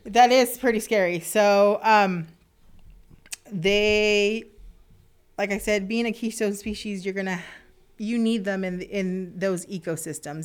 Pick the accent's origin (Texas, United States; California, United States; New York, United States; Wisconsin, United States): Texas, United States; South; moved away as an adult; also born or lived in Alaska; I'm originally from South Texas, and South Padre Island was an hour away from me